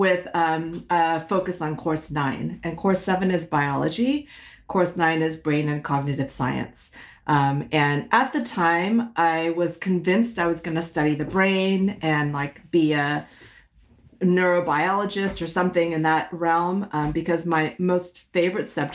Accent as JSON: {"language": "English", "area": "San Francisco Bay Area", "region": "California", "country": "United States", "tie": "born or raised there", "also_born_or_lived": "Malaysia / Connecticut", "first_language": "Hokkien", "second_language": "English", "said": "spent most of my childhood growing up in the San Francisco Bay Area"}